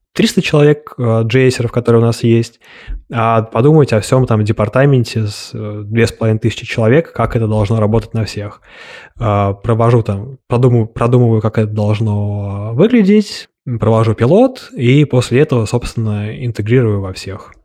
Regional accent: Moscow, Russia; я родился в Москве, у меня есть финские корни

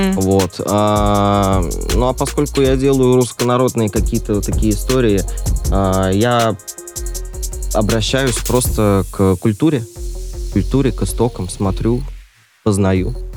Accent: Orenburg, Orenburg Oblast, Russia; в моем родном городе Оренбург

